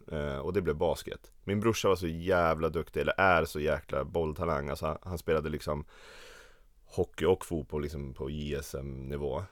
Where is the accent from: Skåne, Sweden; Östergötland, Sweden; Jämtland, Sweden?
Jämtland, Sweden; Östersund; moved away as an adult; now in Stockholm, Sweden; jag kommer från Jämtland, Östersund, Åre känner folk det som, men det ligger en timme utanför